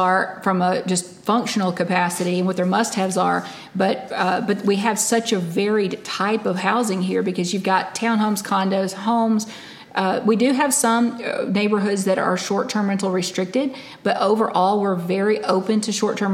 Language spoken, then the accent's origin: English; Alabama, United States; also born or lived in California; now in Panama City Beach, United States; growing up in Alabama, we had tornadoes rip through and destroy whole towns